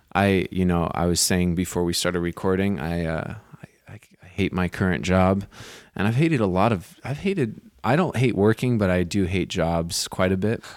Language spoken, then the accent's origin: English; Santa Cruz, California, United States; moved away as an adult; now in New York, United States; I grew up in Santa Cruz